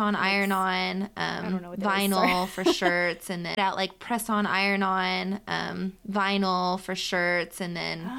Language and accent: English; Kansas, United States; also born or lived in Connecticut; now in Nashville, United States; I was born in Connecticut, raised in Kansas.